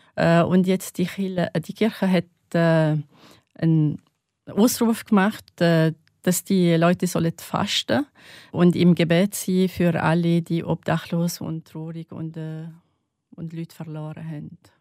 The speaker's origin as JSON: {"language": "German", "region": "North Governorate", "country": "Lebanon", "second_language": "German", "moved": "yes", "lives_now": "St. Gallen, Switzerland", "said": "ich komme aus Nordlibanon"}